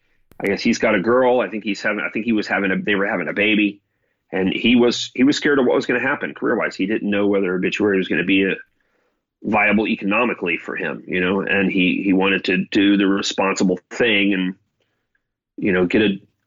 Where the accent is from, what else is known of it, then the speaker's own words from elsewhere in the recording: Florida, United States; also born or lived in Germany / New York / California; I was from Florida, but I had lived a very much outside Florida life because I was a military brat. So I lived 6 years in Germany. You know, I lived in New York. I lived in California.